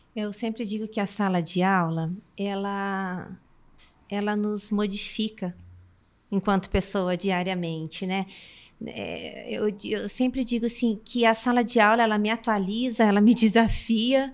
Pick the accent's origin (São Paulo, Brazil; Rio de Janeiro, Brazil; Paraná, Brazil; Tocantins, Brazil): Paraná, Brazil; Umuarama; also born or lived in Londrina; eu sou nascida em Umuarama e a minha infância sempre então foi cercada desse contexto